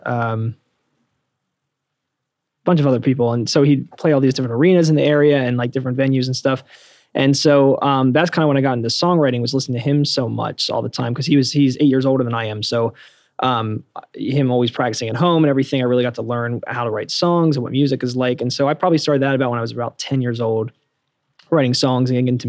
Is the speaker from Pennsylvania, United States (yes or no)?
yes; Bucks County, Pennsylvania, United States; moved away; also born or lived in New Jersey / Los Angeles; I grew up in Bucks County, Pennsylvania, so a suburb of Philadelphia, so not too far away.